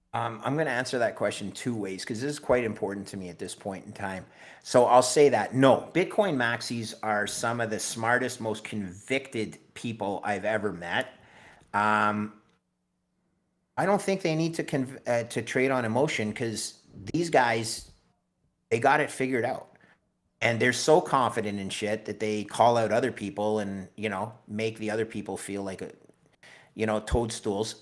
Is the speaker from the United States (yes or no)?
no; Canada; as a Canadian